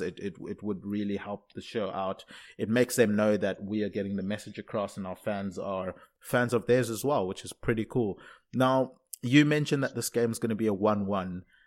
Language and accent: English; South Africa; also born or lived in Zimbabwe; now in London, United Kingdom; being born in Zimbabwe, growing up in South Africa, living in London